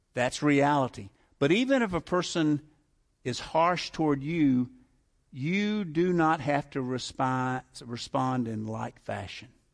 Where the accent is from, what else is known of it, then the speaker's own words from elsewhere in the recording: the South, United States; I grew up in the South